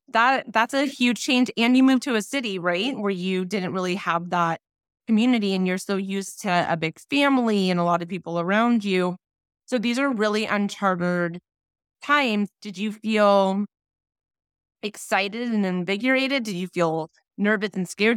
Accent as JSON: {"language": "English", "town": "Thousand Oaks", "region": "California", "country": "United States", "tie": "born or raised there", "said": "I grew up in Thousand Oaks, which is fifteen, twenty miles from where you grew up"}